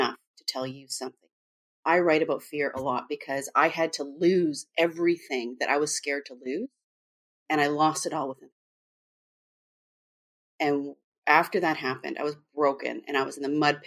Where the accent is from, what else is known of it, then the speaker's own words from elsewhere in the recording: Vancouver, British Columbia, Canada; I'm from Vancouver, Canada, very different place.